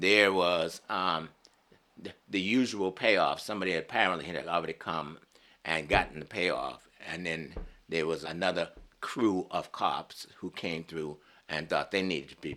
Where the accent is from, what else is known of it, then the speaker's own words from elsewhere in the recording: Boston, Massachusetts, United States; Growing up in Boston